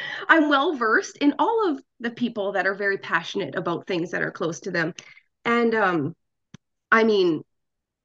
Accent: Alberta, Canada; I am born and raised in Alberta

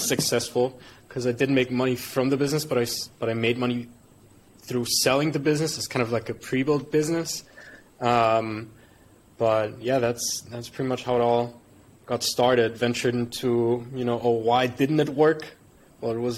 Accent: Germany; moved away as an adult; also born or lived in United Arab Emirates; now in Bali, Indonesia; born and raised in Germany, immigrated to the UAE, now living in Bali.

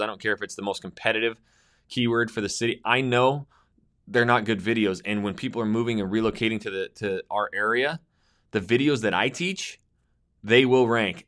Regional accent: Coeur d'Alene, Idaho, United States; my hometown of Northern Idaho, Coeur d'Alene, Idaho.

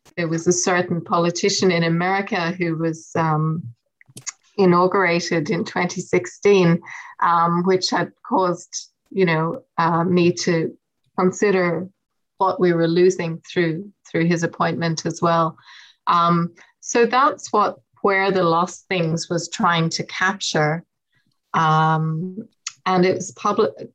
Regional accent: west of Ireland, Ireland; my accent and my origins in the west of Ireland

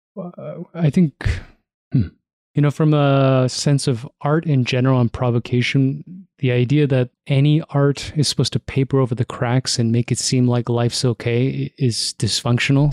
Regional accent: Toronto, Ontario, Canada; Growing up in Toronto

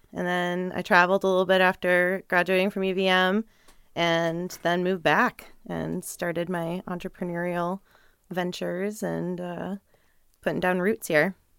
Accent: North Andover, Massachusetts, United States; moved away as an adult; also born or lived in New Hampshire / Burlington, Vermont; now in Vermont, United States; I grew up first in New Hampshire and Lakeside by Canopy Lake and, uh, then moved when I was in third grade over to North Andover, Mass

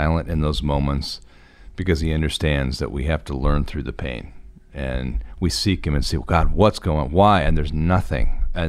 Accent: Oregon, United States

